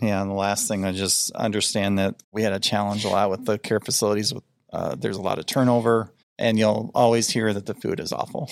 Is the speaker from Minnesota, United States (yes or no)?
yes; Rochester, Minnesota, United States; now in Iowa, United States; where I grew up was in Rochester, Minnesota